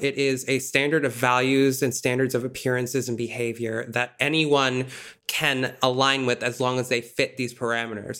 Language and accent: English; Massachusetts, United States; I'm from Massachusetts